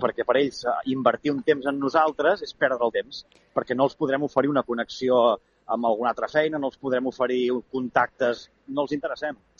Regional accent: Súria, Catalonia, Spain; moved away; torno al poble

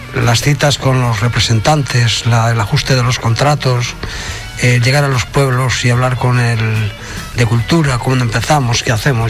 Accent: Salamanca, Castile and León, Spain; now in Tarragona, Spain; mis hijas en Salamanca, de donde soy yo nativo, ¿vale? En el pueblo

